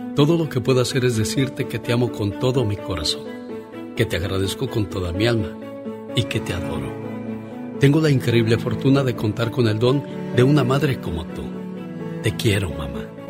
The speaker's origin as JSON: {"language": "Spanish", "region": "Chihuahua", "country": "Mexico", "moved": "yes", "said": "un día salí de Chihuahua pero Chihuahua nunca salió de mí"}